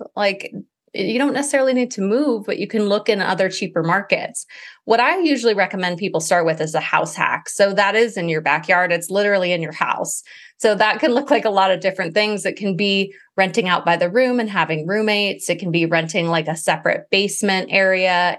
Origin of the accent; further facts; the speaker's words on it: Maui, Hawaii, United States; I grew up in Maui